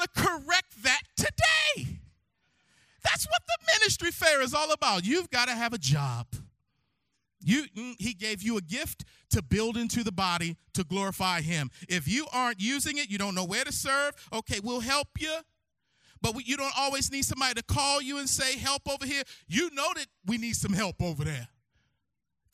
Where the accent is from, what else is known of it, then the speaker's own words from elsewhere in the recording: Baltimore, Maryland, United States; I'm from Baltimore, Maryland. And I grew up in Harold Williamson Sr.'s house